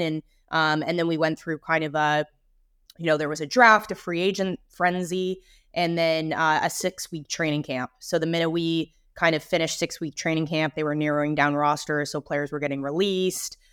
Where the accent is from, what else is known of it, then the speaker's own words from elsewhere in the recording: Vancouver, British Columbia, Canada; grew up in Vancouver